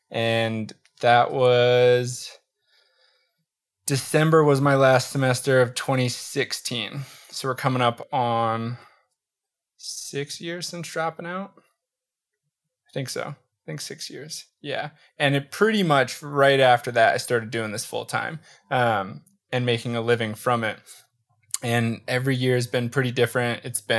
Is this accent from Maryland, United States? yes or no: yes; Baltimore, Maryland, United States; I grew up in just outside of Baltimore, Maryland.